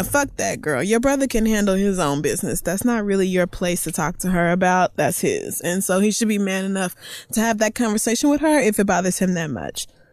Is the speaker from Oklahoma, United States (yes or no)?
yes; Oklahoma, United States; growing up in Oklahoma